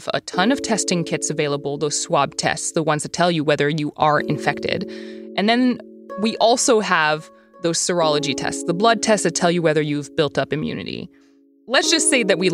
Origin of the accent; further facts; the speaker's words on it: Canada; I'm Canadian